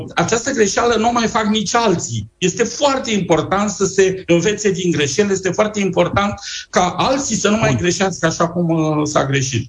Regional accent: Romania; ca români

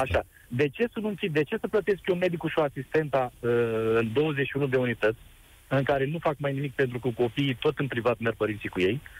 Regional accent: Iași, Iași County, Romania; sunt din Iași

